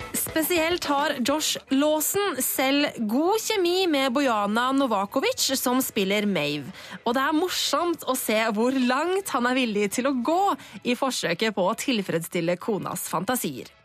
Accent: Bærum, Akershus, Norway; Eh, jeg kommer fra, fra Bærum

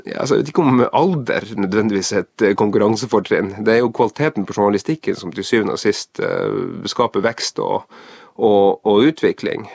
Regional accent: Tromsø, Troms, Norway; Sjøl er jeg jo fra Tromsø

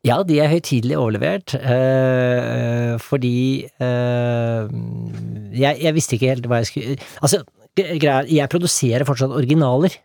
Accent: Norway; moved away; jeg er norsk fortsatt

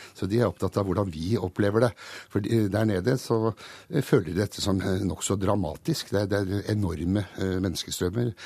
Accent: Hungary; now in Norway; når vi flyktet over grensen til Østerrike natt til 6.12.

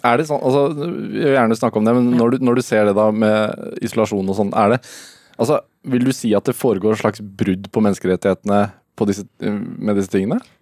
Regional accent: Norway; som nordmann

